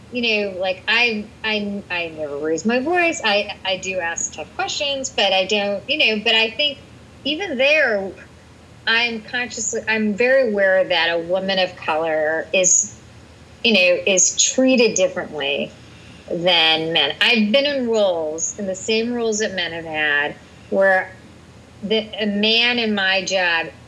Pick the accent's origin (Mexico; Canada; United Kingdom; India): India; I'm Indian and I'm a woman. I'm a little loud and I'm definitely short.